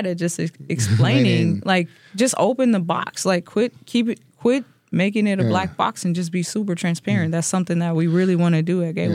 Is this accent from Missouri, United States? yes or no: yes; St. Louis, Missouri, United States; now in Wisconsin, United States; I'm from St. Louis